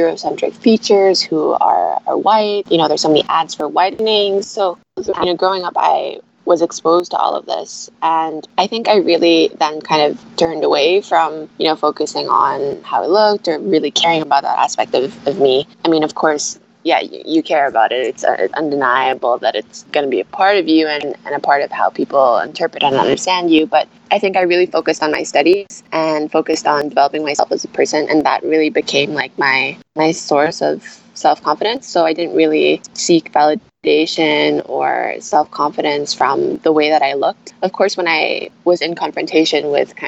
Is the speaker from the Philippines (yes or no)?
yes; Philippines; also born or lived in France / Abu Dhabi / London / Beijing; I was born in France and grew up here in the Philippines.